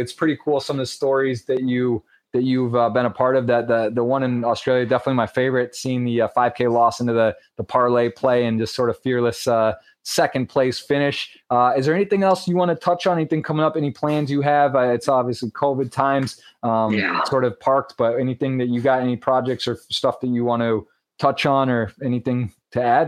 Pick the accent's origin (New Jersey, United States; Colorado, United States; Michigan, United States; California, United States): Michigan, United States; Michigan just passed. That's pretty big. That's, right. my home state